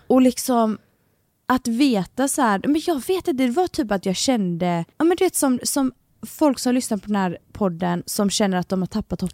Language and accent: Swedish; Gothenburg, Västra Götaland, Sweden; jag och … är uppfödda tillsammans och i samma område. Ja. Så vi är från Kortdala i Göteborg